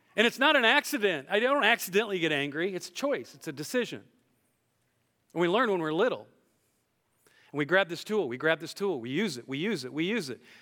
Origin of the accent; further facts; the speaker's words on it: Iowa, United States; I'm from Iowa